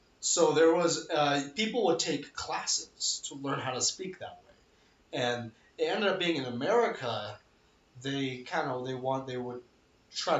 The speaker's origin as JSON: {"language": "English", "region": "Colorado", "country": "United States", "said": "We're from Colorado"}